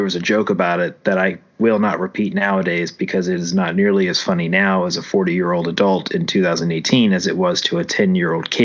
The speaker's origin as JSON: {"language": "English", "region": "Louisiana", "country": "United States", "tie": "born or raised there", "also_born_or_lived": "Oklahoma City", "moved": "yes", "lives_now": "Texas, United States", "said": "until I moved away from Louisiana"}